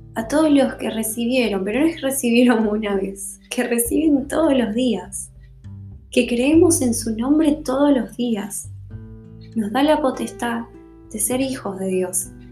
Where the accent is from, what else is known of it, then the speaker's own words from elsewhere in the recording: Bolivia; como decimos en Bolivia